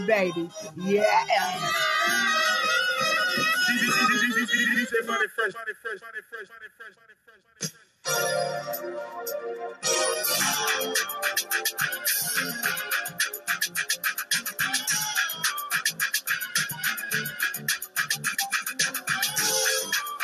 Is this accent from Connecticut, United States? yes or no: no; New Orleans, Louisiana, United States; My hometown